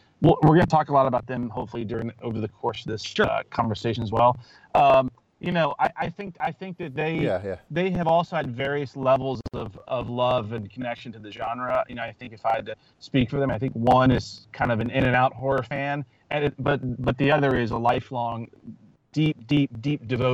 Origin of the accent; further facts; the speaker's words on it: Louisiana, United States; I grew up in Louisiana, and I grew up camping and spending time with friends outdoors